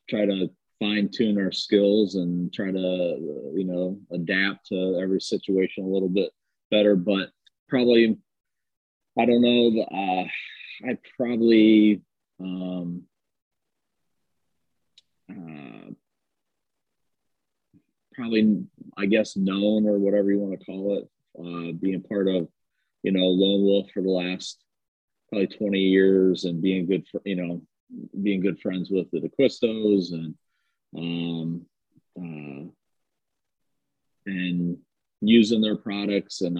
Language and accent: English; Ohio, United States; uh, born and raised in Ohio.